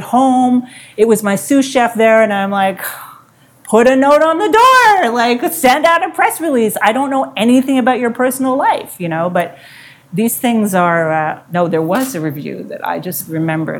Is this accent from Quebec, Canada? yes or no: yes; Montreal, Quebec, Canada; I'm English growing up in Montreal